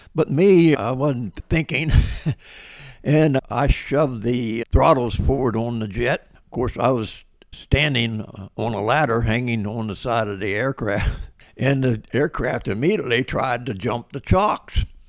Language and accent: English; West Virginia, United States; also born or lived in Baltimore, Maryland / Nashville, Tennessee; I was born in Baltimore, Maryland, and moved to West Virginia with my parents in nineteen fifty-eight. I went to s, high school in West Virginia